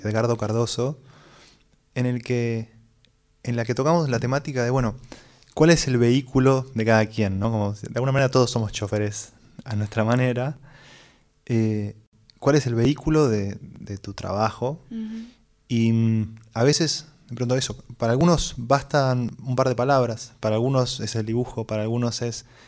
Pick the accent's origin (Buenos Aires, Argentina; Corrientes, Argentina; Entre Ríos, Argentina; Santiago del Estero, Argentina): Buenos Aires, Argentina; Nací acá en Buenos Aires